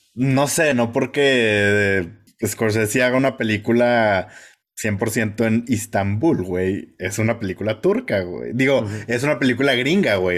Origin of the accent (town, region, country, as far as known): Mexico